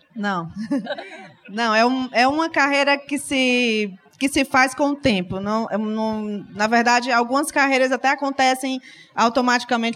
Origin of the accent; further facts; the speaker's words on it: Fortaleza, Ceará, Brazil; sou de Fortaleza